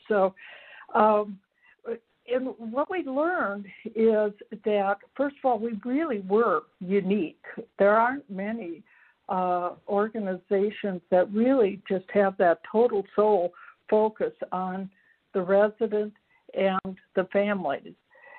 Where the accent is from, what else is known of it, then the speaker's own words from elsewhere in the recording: Minnesota, United States; I'm from Minnesota, and I am executive director of a nonprofit here